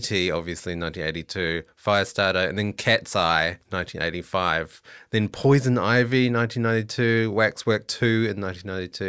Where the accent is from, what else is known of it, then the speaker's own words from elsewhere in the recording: New Zealand; moved away; I'm originally from New Zealand